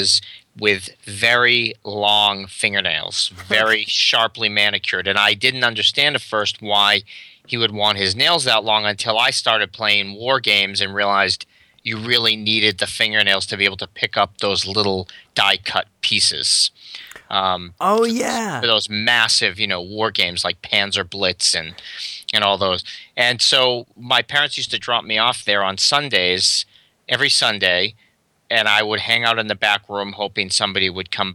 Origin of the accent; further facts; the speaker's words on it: Massachusetts, United States; also born or lived in Florida; Well, I was born in Massachusetts, but then we moved to Florida and lived there for about 5 years during the mid-70s and then moved back to Massachusetts.